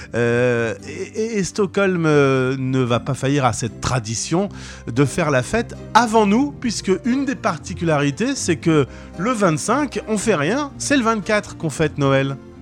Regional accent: France; chez nous en France

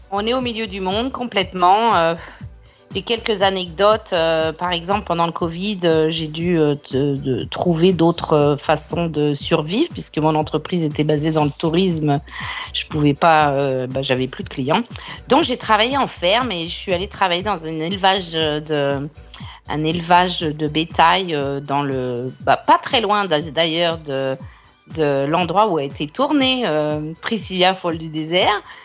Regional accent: France; now in Australia; en tant que française

